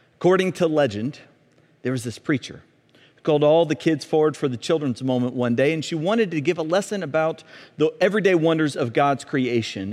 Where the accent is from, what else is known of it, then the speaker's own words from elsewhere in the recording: Montgomery, Alabama, United States; Growing up in Montgomery, Alabama, where I grew up